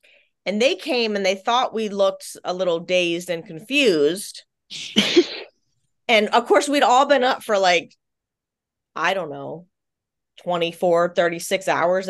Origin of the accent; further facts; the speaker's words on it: Virginia, United States; because we're both basically from Virginia too, like not the same part of Virginia, but this, even though we're Navy brats, we're from Virginia.